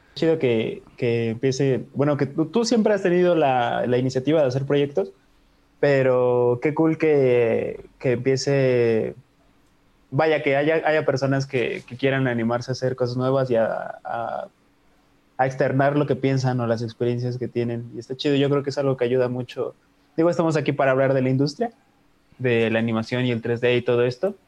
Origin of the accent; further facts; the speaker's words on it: Mexico; somos mexicanos